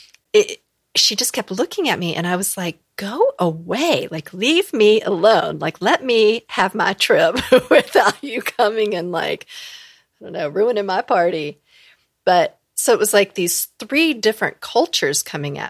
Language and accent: English; the South, United States; I come from the South and I definitely come from an area where there's a lot of African Americans. Like that's where I grew up